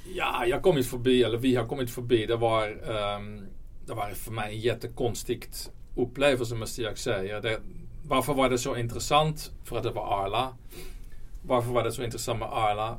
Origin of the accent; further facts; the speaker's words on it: Netherlands; Swedish is a second language; now in Sweden; Jag, jag, kommer från Holland så min, mm. min svenska är inte alltid perfekt.